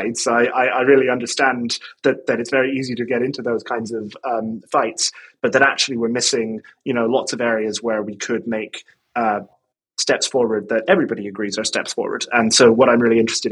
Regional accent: Ireland; moved away as an adult; now in London, United Kingdom; I live in London, but I'm from Ireland. I moved here in 2009

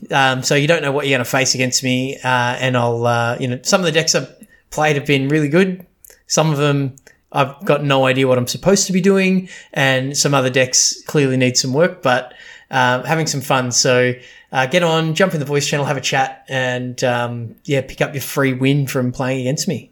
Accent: Australia; we're Australian

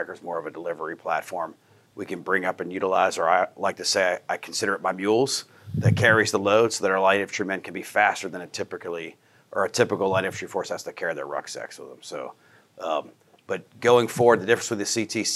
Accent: Pennsylvania, United States; moved away as an adult; I'm born and raised in Pennsylvania, but Army career

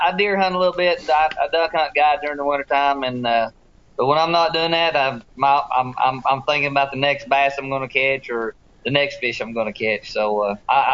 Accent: Tennessee, United States; growing up on the Tennessee River

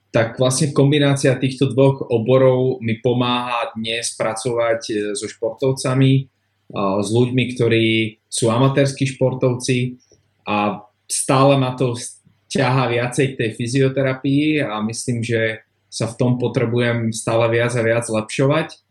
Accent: Slovakia; also born or lived in Australia

